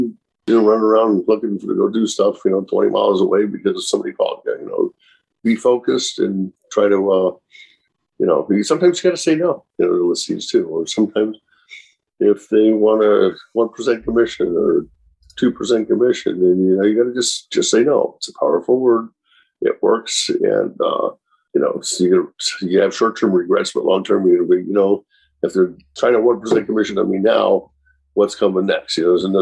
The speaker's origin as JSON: {"language": "English", "town": "Chicago", "region": "Illinois", "country": "United States", "tie": "born or raised there", "moved": "as an adult", "lives_now": "Orange County area, California, United States", "said": "I grew up in Chicago and moved out here"}